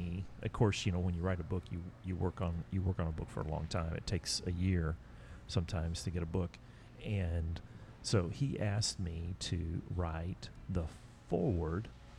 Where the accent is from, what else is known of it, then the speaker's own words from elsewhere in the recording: Duncan, Oklahoma, United States; now in Dallas, United States; We've known each other since we were 12.